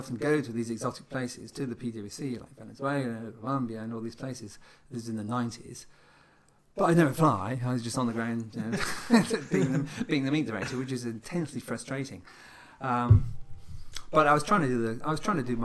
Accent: United Kingdom; moved away as an adult; now in Spain; I'm a Spanish resident, but I'm a British subject. I've got a British passport. So I live in Spain, lived there for most of my adult life now

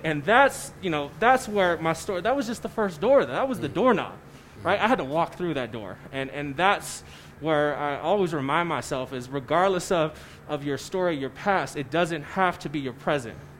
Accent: San Francisco, California, United States; now in Colorado Springs, United States; I grew up in San Francisco

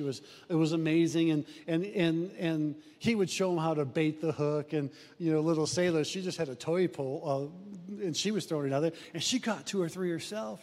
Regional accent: Omaha, Nebraska, United States; Jenny and I grew up in South Omaha

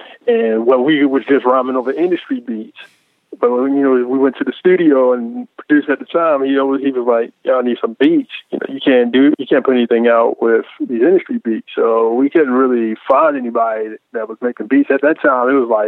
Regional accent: Baltimore, Maryland, United States; So I was born and raised in Baltimore

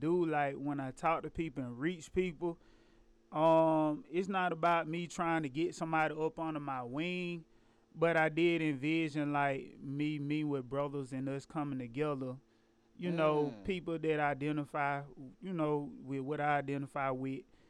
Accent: Milledgeville, Georgia, United States; I'm from Millersville, Georgia

